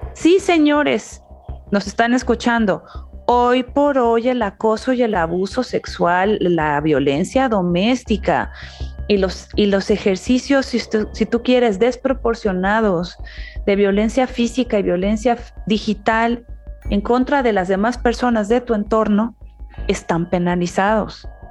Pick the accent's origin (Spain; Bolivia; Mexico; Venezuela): Mexico; now in United States; soy migrante, nací en México, vivo en Estados Unidos